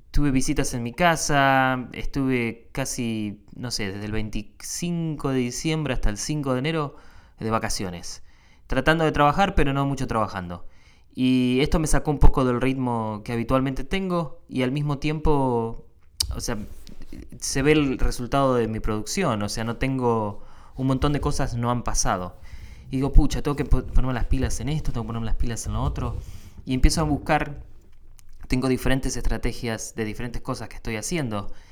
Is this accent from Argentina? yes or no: yes; Argentina; now in United States; vengo de Argentina, que tiene 40 millones de habitantes, y llegas a un país donde hay 10 eh, veces más, casi, 300 y pico de millones